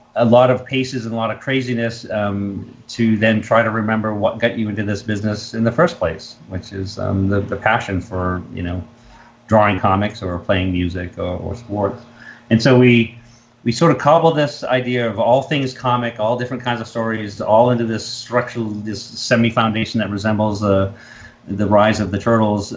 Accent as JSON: {"language": "English", "region": "Massachusetts", "country": "United States", "said": "I'm from New England. I'm from Massachusetts"}